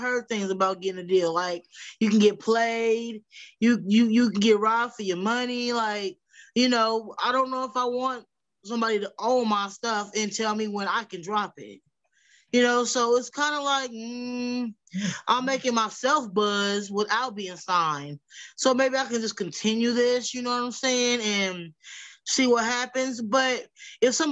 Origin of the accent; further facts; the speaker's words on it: Wichita, Kansas, United States; I'm from Wichita, Kansas